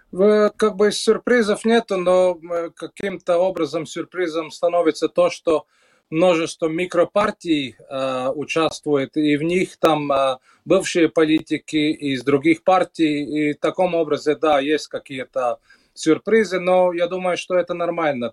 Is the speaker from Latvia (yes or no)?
yes; Latvia; у нас в Латвии